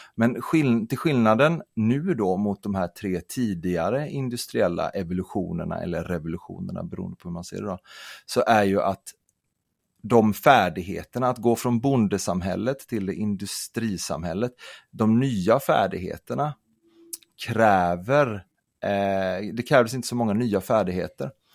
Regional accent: Kalmar County, Sweden; jag kommer från, eh, jag kommer från Öland

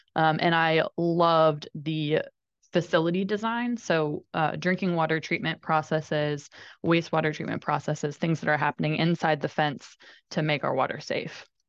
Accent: Indiana, United States; I grew up in Indiana

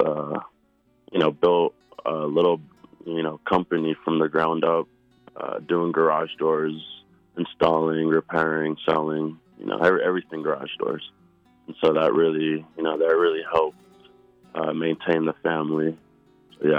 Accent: Denver, Colorado, United States; I was born and raised in Denver, Colorado

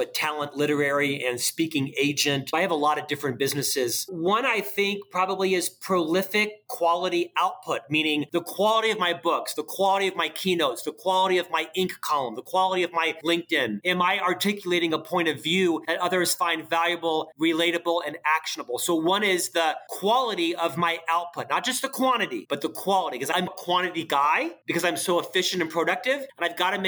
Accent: Florida, United States; now in Utah, United States; I'm from the South. I live in Utah, but I'm from Florida

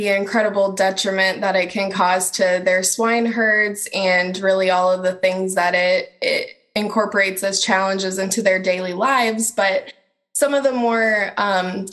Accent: Algona, Iowa, United States; I grew up in Algona, Iowa, so it's kind of like coming back home to me

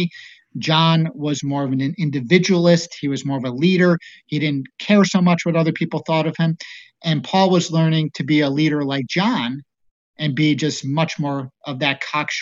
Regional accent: East Coast, United States; moved away; also born or lived in Colorado; I grew up on the East Coast, and there wasn't too many Mormons

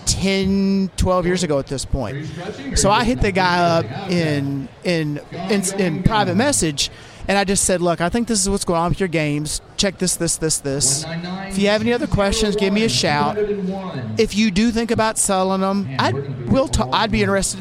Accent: Louisville, Kentucky, United States; I'm from Louisville

